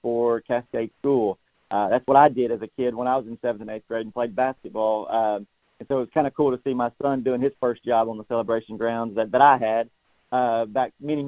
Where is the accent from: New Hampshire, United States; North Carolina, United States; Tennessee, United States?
Tennessee, United States; Shelbyville; I grew up here in Shelbyville, so my entire, you know, life has been here